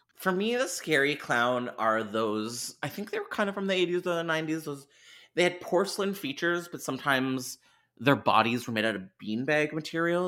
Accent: Canada; I'm Canadian

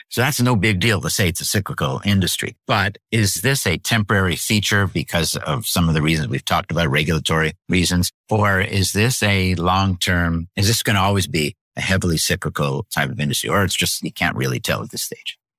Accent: Canada; now in New Hampshire, United States; so I'm from Canada originally, lived in the U S for a long, long time

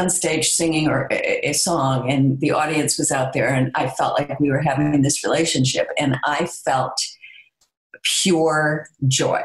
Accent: Skokie, Illinois, United States; growing up in Skokie to have grown up in a Jewish community

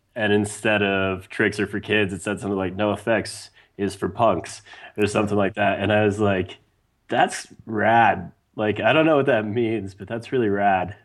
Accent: Wyoming, United States; growing up in Wyoming

